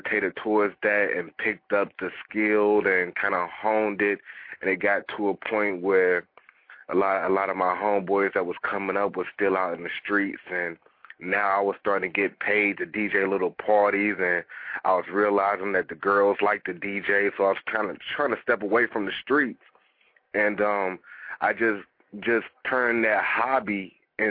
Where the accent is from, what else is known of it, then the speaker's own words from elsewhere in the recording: Los Angeles, California, United States; now in North Carolina, United States; I grew up in Watts, California